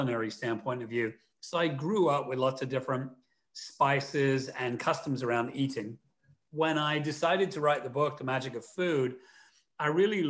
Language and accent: English; London, United Kingdom; Where I grew up in London